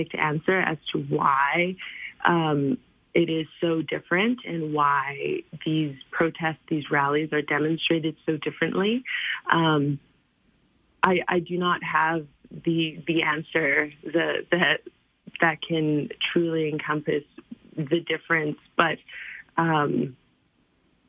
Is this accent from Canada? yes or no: yes; Calgary, Alberta, Canada; My experiences growing up in Calgary is as diverse as my background